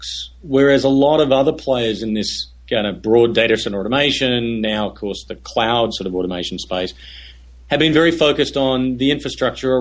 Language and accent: English; Australia; moved away as an adult; also born or lived in Silicon Valley; now in United States; I'm Australian. When I moved to Silicon Valley in early 96